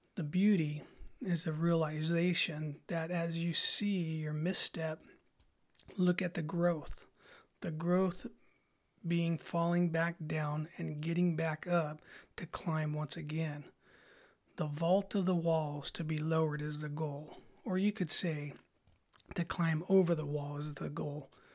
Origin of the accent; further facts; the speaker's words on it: Salinas, California, United States; I grew up in Salinas